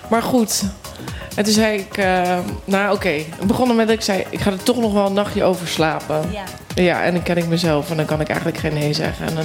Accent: Volendam, North Holland, Netherlands; En ik kom ook deels uit Volendam. En daar heeft ook iedereen een bijnaam.

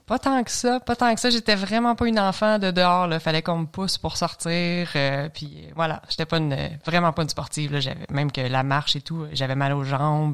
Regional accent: L'Assomption, Quebec, Canada; De Lanaudière, je viens de l'Assomption. Donc, euh, on avait un chalet à Saint-Zénon, mais euh, je, suis né et j'ai grandi à l'Assomption

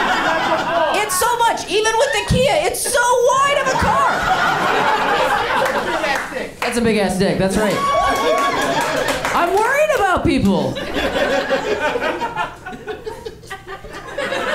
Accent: Ohio, United States; moved away as an adult; now in Los Angeles, United States; I come from truck nuts country, though. I'm from Ohio

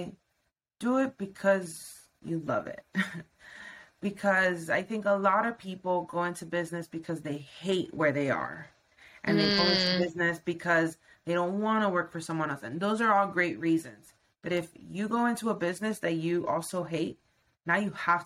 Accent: Miami, Florida, United States; moved away as an adult; I'm from Miami, Florida.

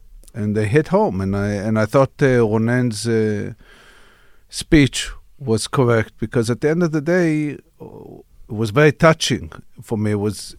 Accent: Atlanta, Georgia, United States; My dad worked for the Israeli government, and I grew up in Atlanta, which was a very it was interesting times in Atlanta

